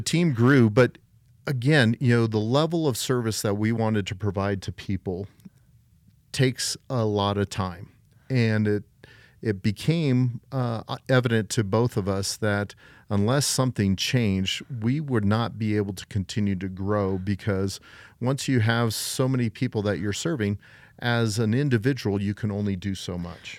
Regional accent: Colorado Springs, Colorado, United States; I was born and raised here in beautiful Colorado Springs, Colorado

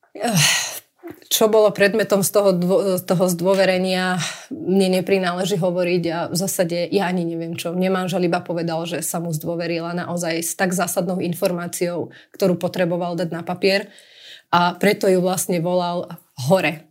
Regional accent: Prievidza, Trenčín Region, Slovakia; moved away as an adult; also born or lived in Bratislava; v Prievidzi kde vlastne pochádzame a skadiaľ pochádzame

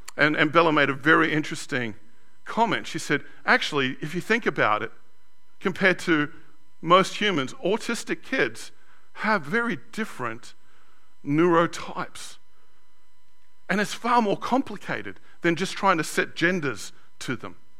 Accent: Sydney, New South Wales, Australia; Growing up in Australia, in a white, very white 70s and 80s Australia, I was known as a WOG

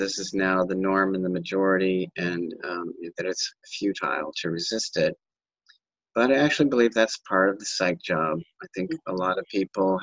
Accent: United States; being an American

